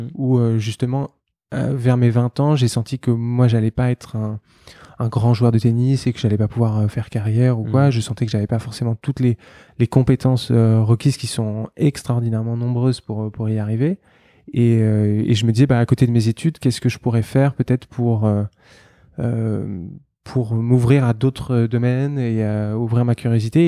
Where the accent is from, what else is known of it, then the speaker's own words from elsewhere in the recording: Paris, Île-de-France, France; je suis euh, parisien, né, euh, né à Paris